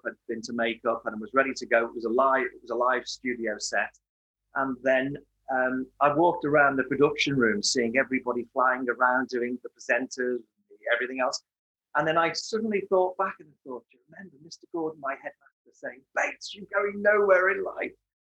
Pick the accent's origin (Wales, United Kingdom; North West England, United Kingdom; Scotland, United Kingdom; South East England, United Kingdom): North West England, United Kingdom; Merseyside, the Wirral; I was born in 1957 on Merseyside, 12 years after the Second World War, 12 years after the rationing of the Second World War. Not that I remember any of that. And I was born into a loving family. I've got two brothers, and born on the Wirral